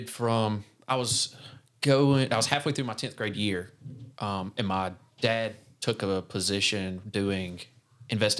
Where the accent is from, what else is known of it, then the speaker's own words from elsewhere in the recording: Spartanburg, South Carolina, United States; Born and raised in Spartanburg, South Carolina